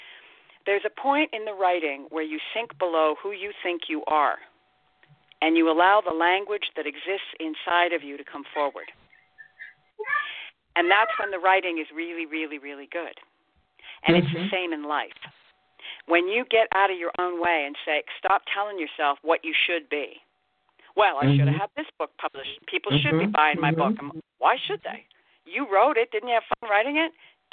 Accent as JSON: {"language": "English", "country": "Ireland", "said": "every now and again, I'm Irish, I'm a writer, every now and again I drink way too much."}